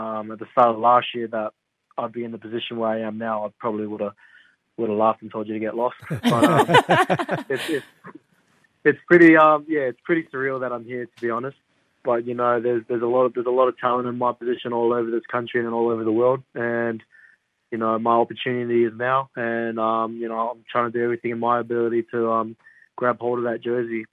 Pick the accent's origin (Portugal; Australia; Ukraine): Australia; Gold Coast, Queensland; I'm from the Gold Coast, and my family's all live in the Goldie